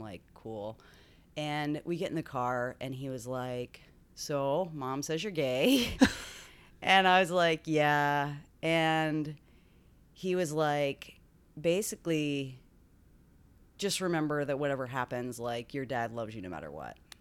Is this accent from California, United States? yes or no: no; Tomball, Texas, United States; moved away as an adult; also born or lived in Dallas, Texas; now in Washington, D.C., United States; I was born in Tomball, Texas. Okay. Which is a little outside of Houston. And then right before high school, we moved to the Dallas area